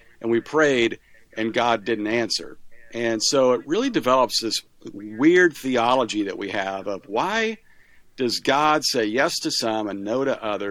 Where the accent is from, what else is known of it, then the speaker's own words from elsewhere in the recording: Kansas, United States; moved away as an adult; also born or lived in Missouri / Kentucky; now in Valencia, United States; I grew up in Kansas, which is why I'm a Chiefs and Royals fan.